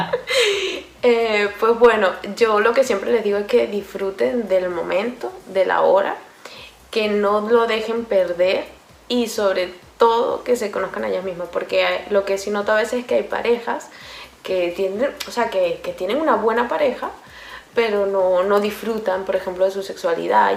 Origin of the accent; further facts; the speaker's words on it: Venezuela; moved away; yo vengo de Venezuela, y en Venezuela se inventan los nombres